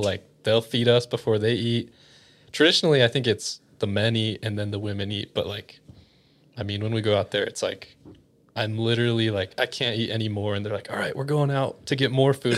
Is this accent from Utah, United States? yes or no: yes; Utah, United States; I was always the exotic one here in Utah